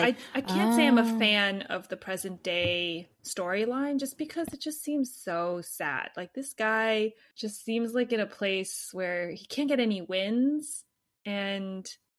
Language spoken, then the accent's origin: English; United States; We're American, so I guess we're just too radicalized.